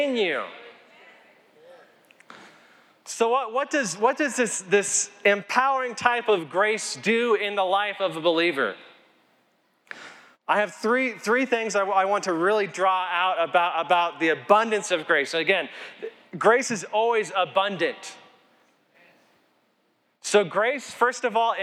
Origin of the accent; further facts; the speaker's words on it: Colorado, United States; I'm from Colorado